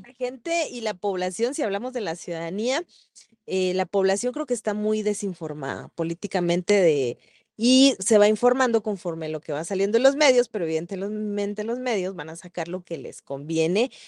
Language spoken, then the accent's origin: Spanish; San Marcos, Guatemala; yo soy de San Marcos